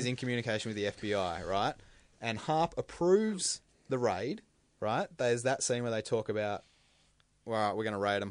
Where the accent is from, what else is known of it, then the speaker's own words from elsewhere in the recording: Australia; As an Australian